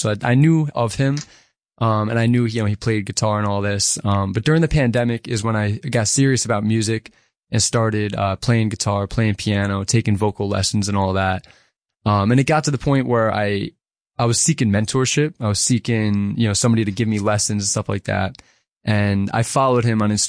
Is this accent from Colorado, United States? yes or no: no; Grahamsville, New York, United States; I am a musician born and raised in the Catskills. I'm from a small little town called Grandsville.